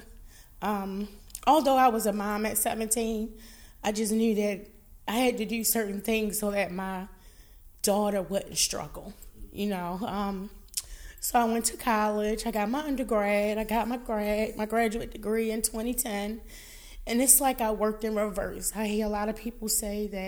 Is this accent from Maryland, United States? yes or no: yes; Baltimore, Maryland, United States; I am a Baltimorean. I was born and raised in Baltimore.